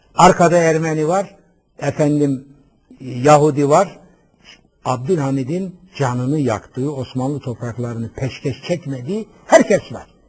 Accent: Black Sea Region, Turkey; Ben Karadeniz çocuğuyum

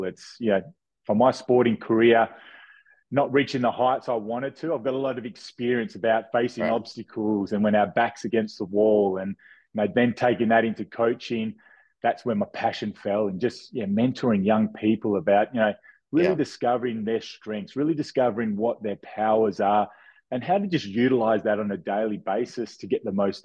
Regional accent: Perth, Western Australia, Australia; born and bred in Australia, Perth, Western Australia

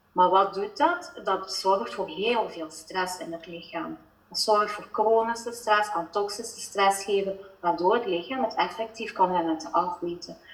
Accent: Belgian Limburg, Flanders, Belgium; accent: Belgian Limburg; also born or lived in Netherlands; Ik woon inderdaad in eh, België. En mijn accentje te horen Belgisch-Limburg.

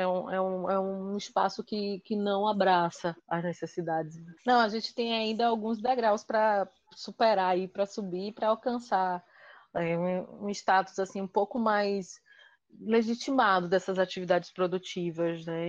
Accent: Salvador, Bahia, Brazil; now in Recife, Brazil; eu moro em Recife, eu sou de Salvador, mas moro em Recife

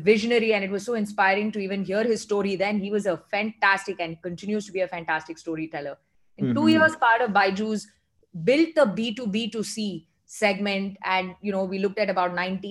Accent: Chennai, Tamil Nadu, India; I come from Madras, born and brought up there

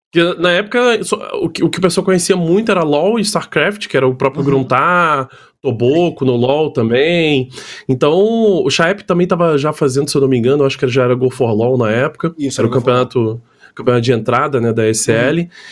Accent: Niterói, Rio de Janeiro, Brazil; moved away as an adult; now in São Paulo, Brazil; eu sou de Niterói

